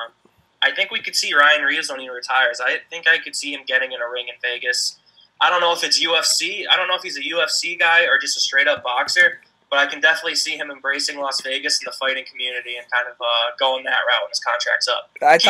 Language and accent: English; Canada; It's going to be good to hate him again as a Canadian.